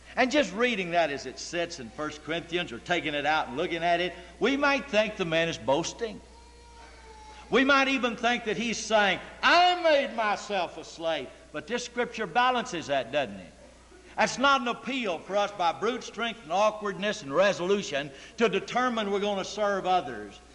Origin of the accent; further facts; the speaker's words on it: United States; I'm an American. I'm free, and I'm 21